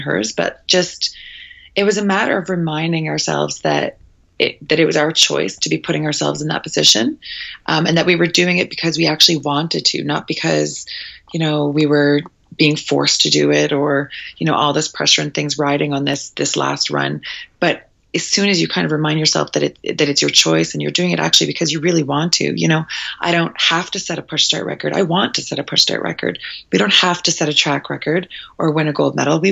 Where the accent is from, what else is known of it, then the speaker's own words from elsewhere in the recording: Prince Edward Island, Canada; I grew up in such a small place. I'm from Prince Edward Island, so the smallest province in Canada